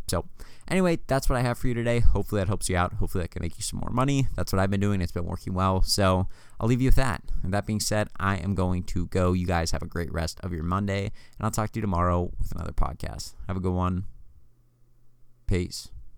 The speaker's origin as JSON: {"language": "English", "country": "United States", "tie": "born or raised there", "said": "born and raised in the United, United States of America"}